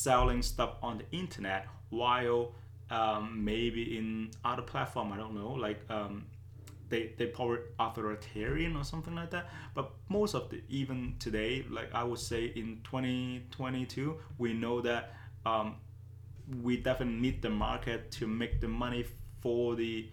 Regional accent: Canada; As a Canadian

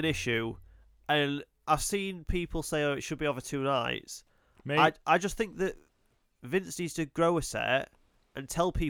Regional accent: United States; because I'm American

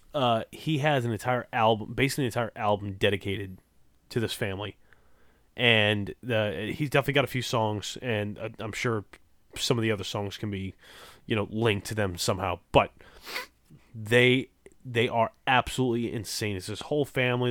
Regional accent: Louisiana, United States; I'm from Louisiana. It's not much better down here

